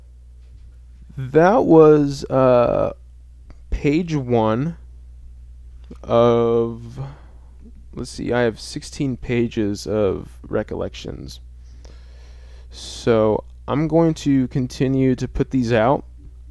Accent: center of the United States, Midwest, United States; in my hometown. I won't say what my hometown is, but it's kind of in the heart of America. Like, literally, if you look at a map of the United States, it's smack dab in the center

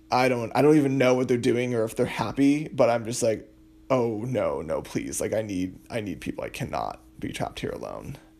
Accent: Massachusetts, United States; moved away as an adult; now in Providence, United States; my parents' houses back in my hometown in Massachusetts

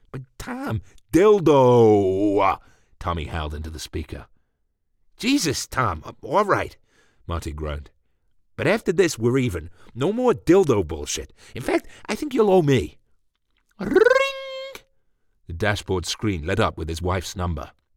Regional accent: England, United Kingdom; I'm English

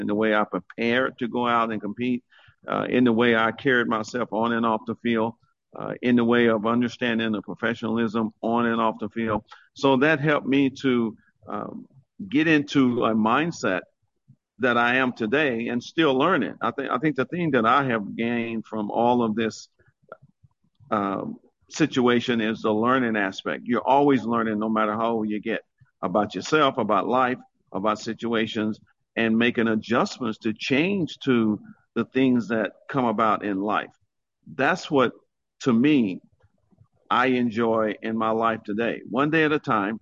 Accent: Oklahoma, United States; my senior year at Duke High School in Oklahoma

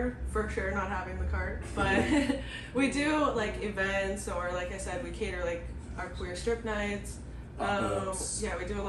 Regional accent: Beaverton, Oregon, United States; I'm from Beaverton. Okay. Trying to think. I went to school at Southridge.

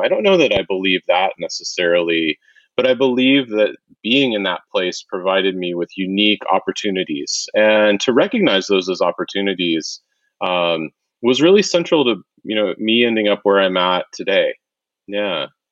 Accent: Wichita, Kansas, United States; I grew up in Wichita, Kansas

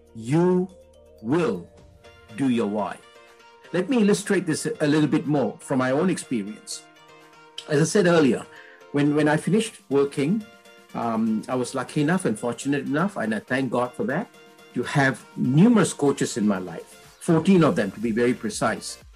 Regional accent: Malaysia; I'm Indian in blood, but I was born in Malaysia.

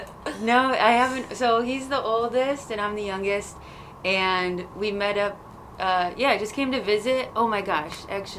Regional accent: Clifton Springs, New York, United States; moved away; I am from Clifton Springs, New York. Which is near Rochester, New York.

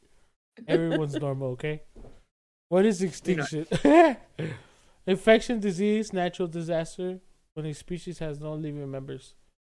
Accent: Alaska, United States; Because, you know, I'm from Alaska.

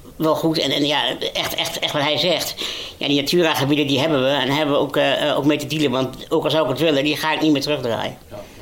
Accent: Overijssel, Netherlands; ik ben een jongen geboren en getogen in Overijssel

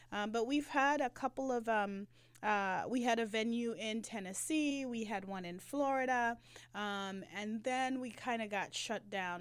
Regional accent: Jamaica; now in Atlanta, United States; I'm a migrant from, um, the motherland, no, from Jamaica

